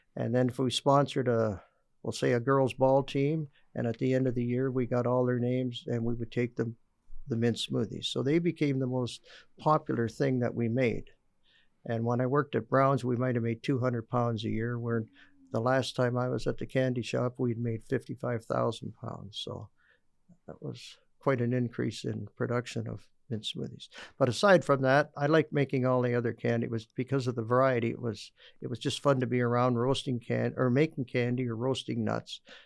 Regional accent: Stratford, Ontario, Canada; the famous candy man from Stratford, Ontario

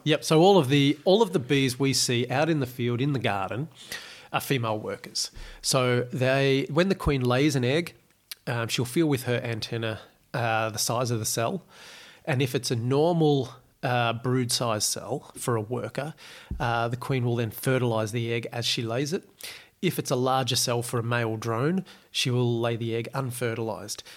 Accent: Australia; growing up in Australia

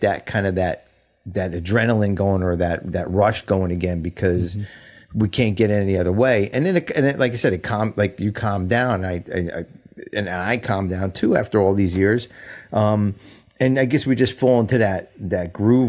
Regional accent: Sayreville, New Jersey, United States; I grew up in Sayreville, New Jersey

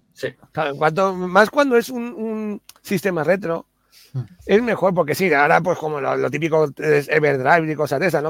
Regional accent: Alicante, Valencian Community, Spain; moved away; cuando voy a Alicante, a mi pueblo, a Bonobar

